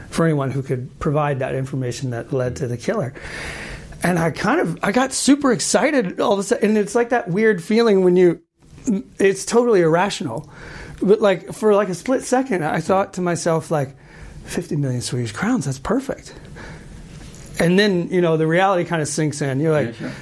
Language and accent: English; Marietta, Georgia, United States; moved away as an adult; also born or lived in Boston; now in Sweden; I was actually born in uh, outside of Atlanta, Georgia, in the mm -hmm. southern part of the U.S., mm -hmm. uh, a little town called Marietta